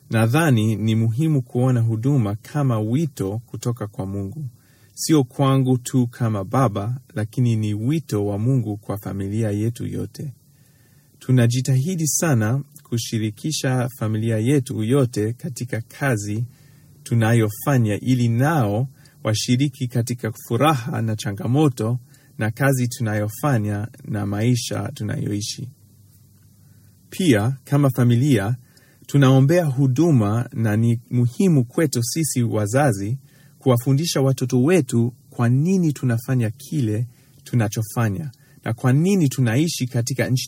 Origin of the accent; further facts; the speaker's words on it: Tanzania; Hili ni somo lingine muhimu sana ambalo nilijifunza kutokana na kuwatazama wazazi wangu wakati nilikulia nchini Tanzania.